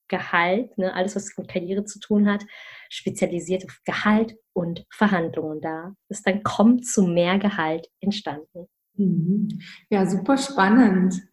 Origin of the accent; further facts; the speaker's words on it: Germany; weil ich ja zwischen mehreren Kulturen aufgewachsen bin, ursprünglich aus Malaysia komme, aber in Deutschland geboren und aufgewachsen bin.